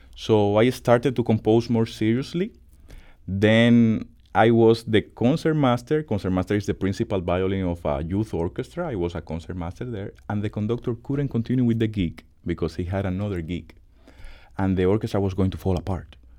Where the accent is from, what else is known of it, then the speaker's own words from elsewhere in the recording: Dominican Republic; English is a second language; now in St. Louis, United States; I am from the Dominican Republic